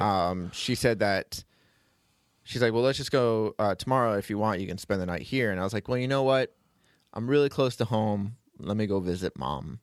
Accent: Florida, United States; I'm from Florida

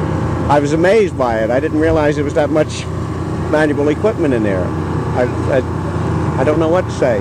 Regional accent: Belmar, New Jersey, United States; Belmar, New Jersey.

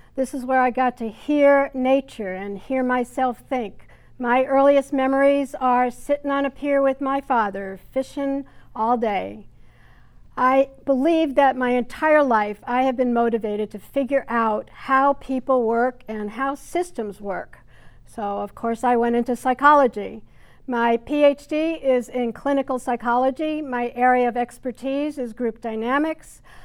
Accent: Hartsdale, New York, United States; also born or lived in Bronx, New York City; I was born in the Bronx, which is a part of New York City. and grew up in a small town north of the city, Hartsdale, New York

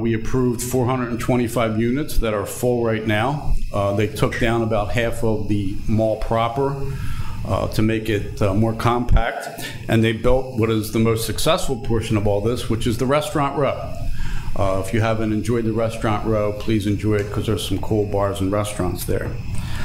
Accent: Camden, New Jersey, United States; now in Voorhees, United States; I grew up in Camden, moved to Voorhees in 1985

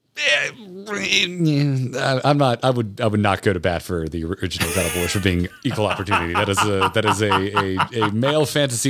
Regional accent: Florida, United States; I am old enough to have been a child when Tropicana Field opened in Tampa growing up in Florida

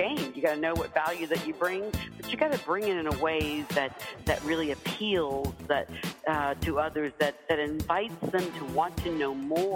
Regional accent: Deep South, United States; as a kid, you know, growing up in the Deep South

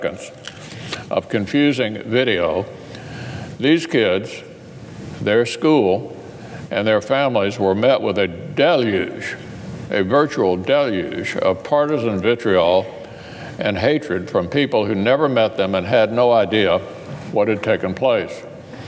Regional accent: Kentucky, United States; my home state

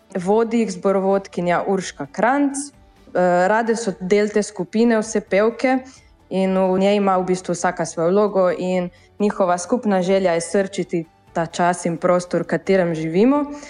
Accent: Bilje or Miren, Gorizia, Slovenia; mi prihajamo iz Bila oziroma iz Mirna.

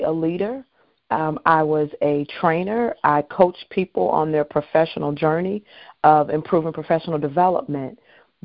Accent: Chicago, Illinois, United States; I was born and raised in Chicago, Illinois

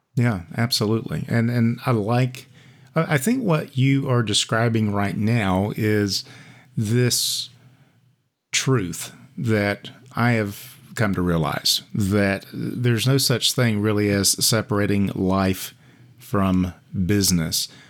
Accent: United States; born or raised there

